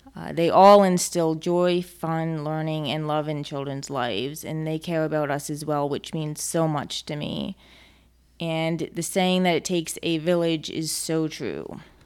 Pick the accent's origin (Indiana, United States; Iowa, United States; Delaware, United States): Delaware, United States; moved away as an adult; now in Hamilton, United States; growing up in Delaware